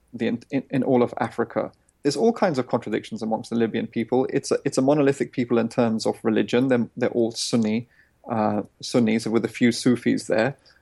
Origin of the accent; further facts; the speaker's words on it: India; I come from Indian villages